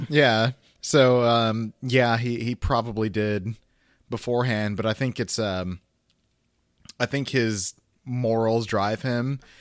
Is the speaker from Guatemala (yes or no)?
yes; Guatemala; Catholic and Guatemalan